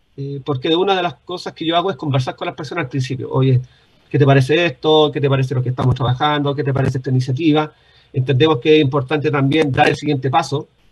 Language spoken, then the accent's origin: Spanish; Concepción, Biobío, Chile; Yo soy oriundo de Concepción